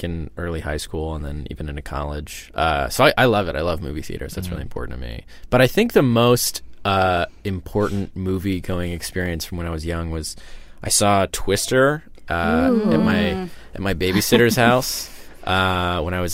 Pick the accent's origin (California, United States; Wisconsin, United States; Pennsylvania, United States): Pennsylvania, United States; central; I'm from central Pennsylvania